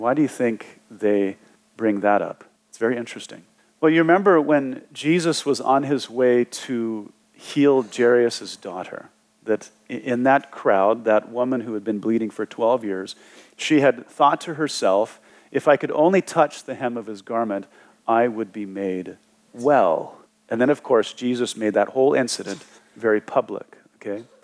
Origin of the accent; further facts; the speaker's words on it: Wyoming, United States; growing up in Wyoming, uh, on the southern border there, right by the Wasatch Front in Utah